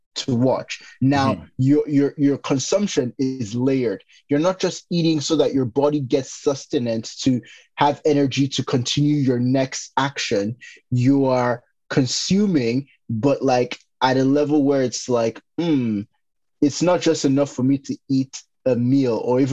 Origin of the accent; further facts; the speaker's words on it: Nigeria; growing up in Nigeria